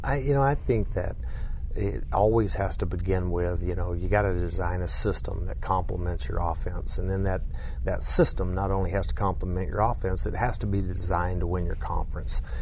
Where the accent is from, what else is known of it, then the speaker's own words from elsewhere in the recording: southwest Oklahoma, United States; now in Lubbock, United States; grew up in southwest Oklahoma